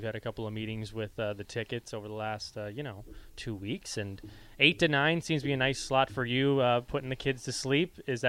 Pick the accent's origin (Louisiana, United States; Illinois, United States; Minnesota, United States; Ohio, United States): Illinois, United States; Chicago; And I'm from the Windy City, so it's funny.